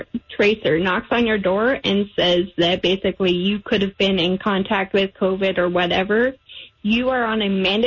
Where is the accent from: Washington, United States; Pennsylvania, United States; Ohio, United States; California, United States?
Washington, United States; now in North Dakota, United States; my home state, Washington